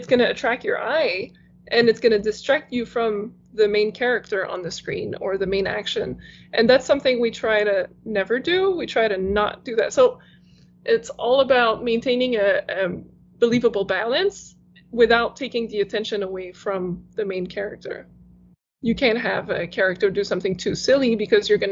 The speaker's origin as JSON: {"language": "English", "region": "Quebec", "country": "Canada", "first_language": "French", "second_language": "English", "said": "I used to watch TV in French because that was my first language"}